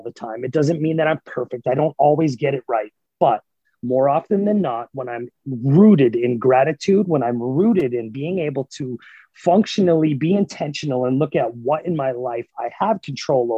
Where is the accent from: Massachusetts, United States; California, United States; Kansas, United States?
Massachusetts, United States; moved away as an adult; also born or lived in New Hampshire; now in Oklahoma City, United States; I was born and raised in Massachusetts, and I lived in New Hampshire. So I lived in New England my entire life up until basically 2 years ago